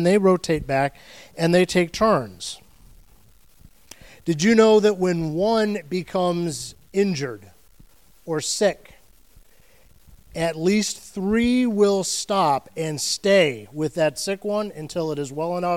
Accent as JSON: {"language": "English", "region": "Ohio", "country": "United States", "moved": "yes", "lives_now": "Florida, United States", "said": "I'm from Ohio"}